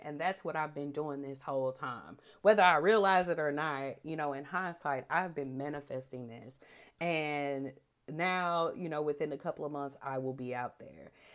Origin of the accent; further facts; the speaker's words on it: St. Louis, Missouri, United States; I'm born and raised in Saint Louis